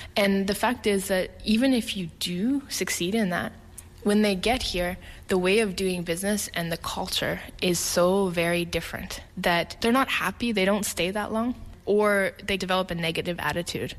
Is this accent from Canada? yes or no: yes; Canada; moved away as an adult; now in Korea; I'm a Canadian. I've been living here in Korea for ten years now